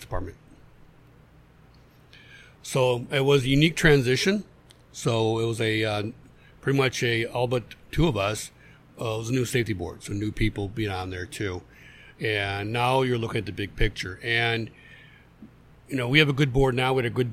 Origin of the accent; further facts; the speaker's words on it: Griffith, Indiana, United States; also born or lived in Ellsworth, Maine / Pennsylvania; I grew up on Harvey Street in Griffith, right down from the, like, five or six houses down from the park